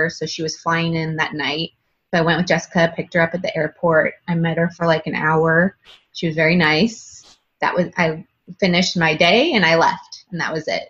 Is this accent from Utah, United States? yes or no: no; Northern California, United States; moved away as an adult; I'm originally from Northern California, and I moved to Southern California for college